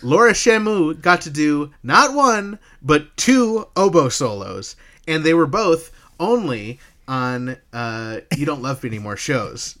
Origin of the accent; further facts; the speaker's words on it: upstate New York, United States; I'm from, you know, upstate New York, but I came from New Jersey